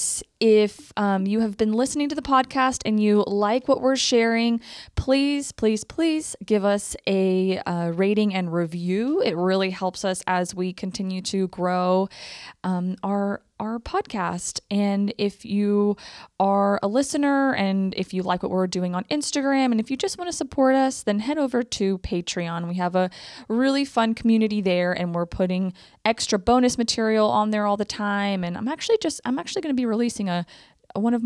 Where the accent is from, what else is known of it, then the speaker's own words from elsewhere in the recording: Mexico; moved away; I grew up in Mexico along the Gulf and my mom lived there for 23 years